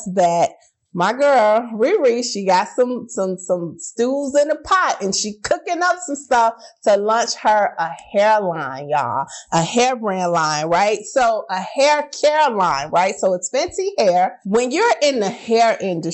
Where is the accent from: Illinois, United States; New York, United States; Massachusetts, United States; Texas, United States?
Illinois, United States; Chicago; I'm from Chicago. We got special language for everything, right? Like we say pop instead of soda